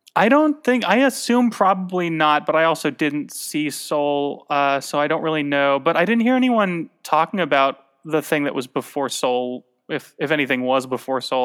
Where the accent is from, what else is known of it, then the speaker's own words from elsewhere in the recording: Tucson, Arizona, United States; moved away; when I was a kid growing up in Tucson